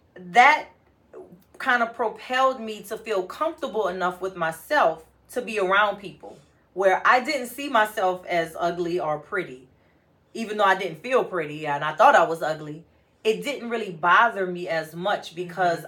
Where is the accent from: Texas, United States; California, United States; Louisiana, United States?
Louisiana, United States; New Orleans; as a kid growing up in New Orleans